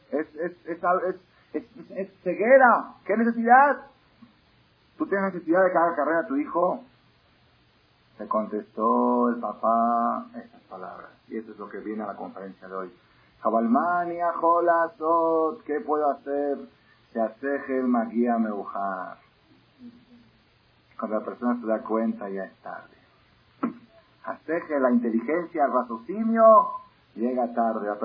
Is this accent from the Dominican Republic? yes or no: no; Buenos Aires, Argentina; born there; En Buenos Aires, en Argentina, país donde yo nací, la familia de nosotros, la familia …, era símbolo de familia religiosa.